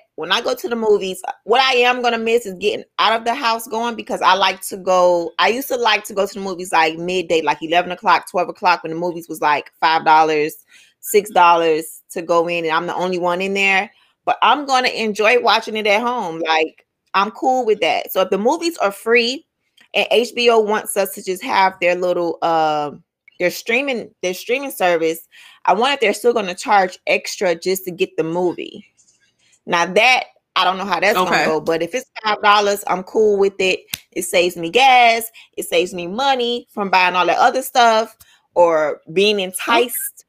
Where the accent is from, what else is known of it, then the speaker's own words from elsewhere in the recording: Miami, Florida, United States; I'm from Miami